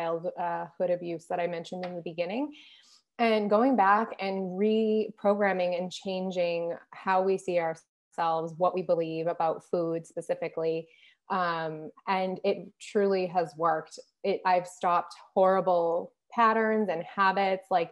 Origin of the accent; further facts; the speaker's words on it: United States; moved away; being American